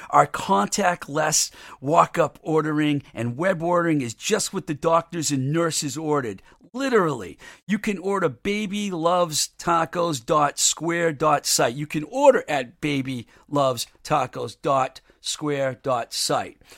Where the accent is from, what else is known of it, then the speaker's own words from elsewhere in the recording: Webster, Massachusetts, United States; my hometown of Webster, Mass